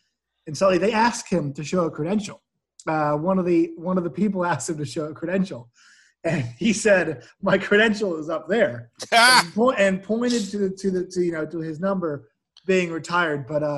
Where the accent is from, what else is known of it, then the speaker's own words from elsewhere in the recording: Marin County, Bay Area, California, United States; I was actually born in the Bay Area. I was born in Marin County, hospital in Marin County.